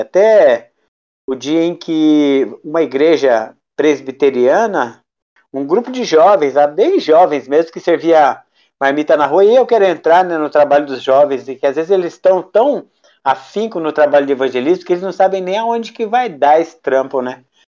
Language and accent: Portuguese; Campos do Jordão, São Paulo, Brazil; sou nascido e criado em Campos do Jordão, minha cidade natal